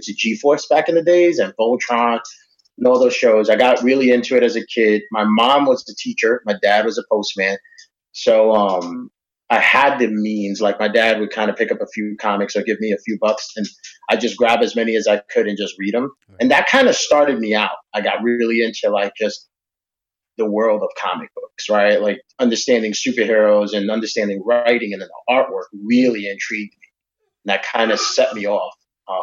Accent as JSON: {"language": "English", "region": "New York", "country": "United States", "tie": "born or raised there", "moved": "yes", "said": "Back in New York, I was born and raised in New York"}